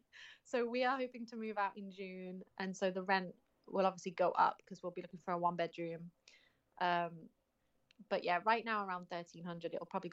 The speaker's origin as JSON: {"language": "English", "town": "Birmingham", "region": "West Midlands", "country": "United Kingdom", "moved": "yes", "lives_now": "New York City, United States", "said": "I am 31 years old. I currently live in New York City. I'm originally from Birmingham in England, and I am a nanny."}